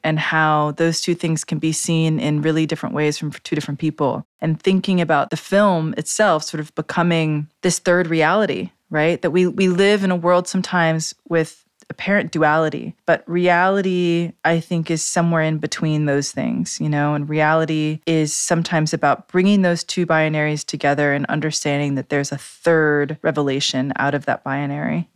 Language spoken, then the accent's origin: English; New York City, New York, United States; I grew up in New York City in downtown Manhattan